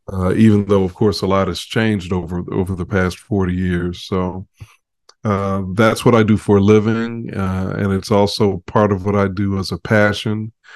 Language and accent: English; Chicago, Illinois, United States; I grew up in Chicago